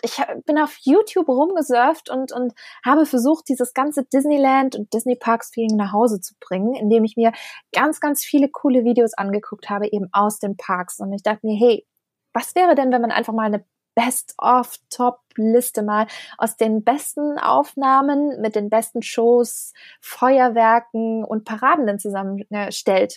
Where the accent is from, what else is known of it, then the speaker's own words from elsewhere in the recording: Germany; als Europäer, als, als Deutscher